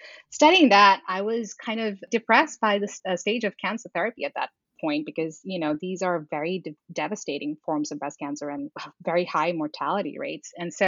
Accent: India; moved away as an adult; also born or lived in Middle East / New York City; So I was born in the Middle East. I grew up there for 10 years and then moved to India and grew up there for another 10 years. And then I moved here moved to New York City in 2009 and lived there for 11 years.

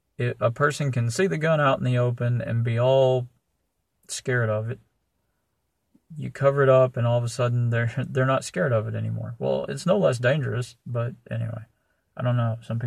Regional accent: Jonesboro, Arkansas, United States; moved away as an adult; I too grew up in Jonesboro, Arkansas. I was born there. I lived there until I was in my 20s.

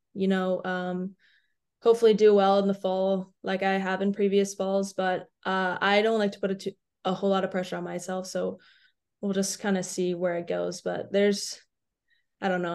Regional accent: Atlanta, Georgia, United States; I'm from Atlanta

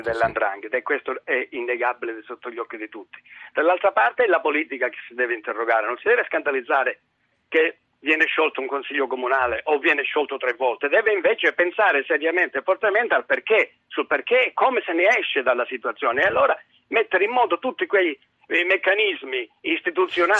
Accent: Reggio Calabria, Calabria, Italy; sono di Reggio Calabria

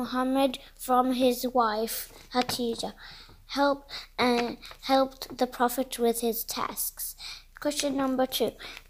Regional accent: Melbourne, Victoria, Australia; I'm 6 years old. I'm from Melbourne.

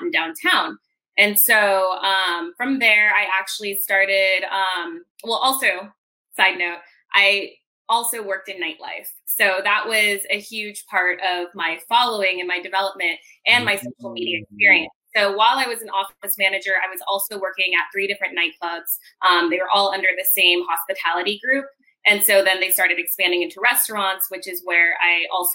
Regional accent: San Diego, California, United States; I was born and raised in San Diego

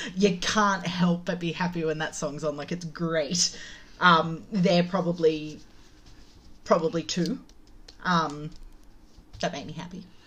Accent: Penrith, New South Wales, Australia; I was I was brought up in Penrith

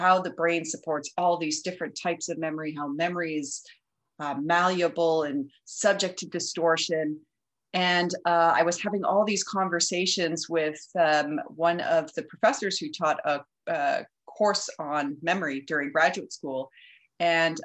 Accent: Edmonton, Alberta, Canada; moved away as an adult; also born or lived in Toronto; now in Montreal, Canada; So I'm originally from Edmonton.

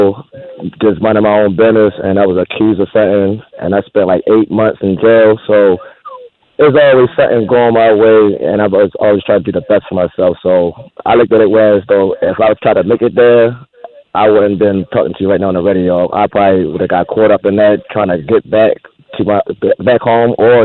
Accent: Baltimore, Maryland, United States; I'm from West Baltimore

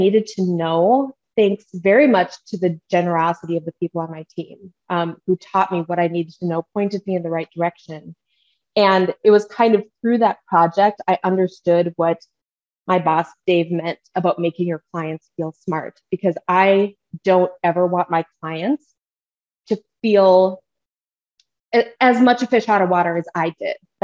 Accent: Minnesota, United States; accent: Midwestern; My Midwestern accent comes out when I start talking about Fargo, North Dakota. I'm a tried and true Minnesota girl.

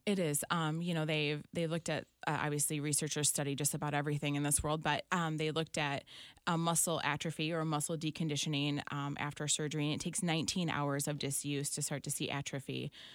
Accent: Clinton, Michigan, United States; born or raised there; also born or lived in Saline, Michigan / Britton, Michigan

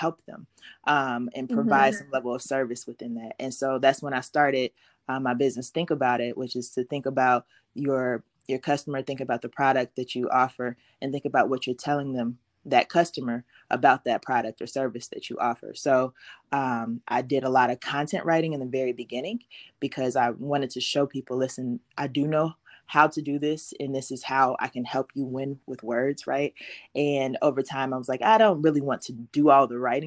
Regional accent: Cincinnati, Ohio, United States; I am from Cincinnati, Ohio

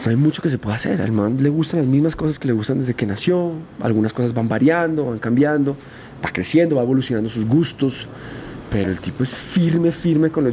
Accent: Colombia; moved away; estaba en mi país, con mis amigos

